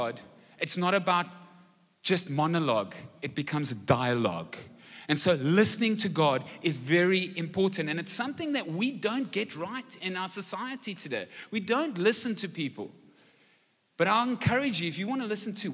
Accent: Brackenfell, Western Cape, South Africa; now in Malmesbury, South Africa; I grew up in Brackenfell and so could speak Afrikaans as a young kid, and recently we've moved to Malmesbury

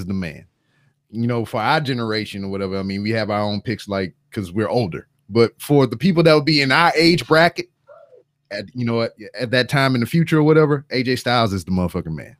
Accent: Louisiana, United States; I'm from Louisiana.

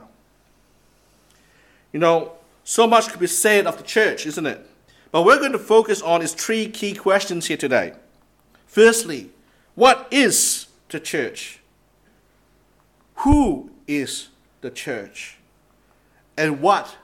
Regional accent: Singapore; moved away; I come from Singapore as well.

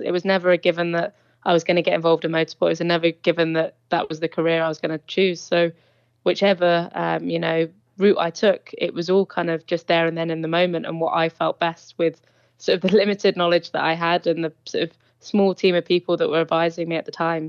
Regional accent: Isle of Man; We grew up in the Isle of Man

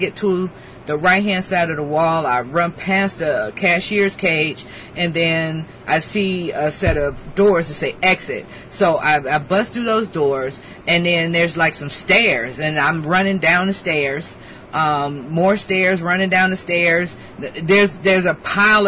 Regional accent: Detroit, Michigan, United States; moved away; also born or lived in Camp Pendleton; I'm from Detroit

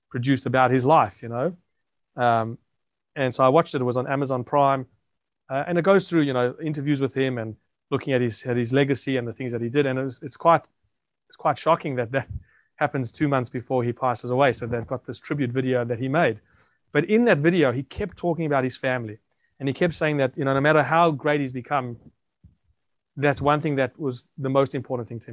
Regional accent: South Africa; now in Australia; I grew up in South Africa

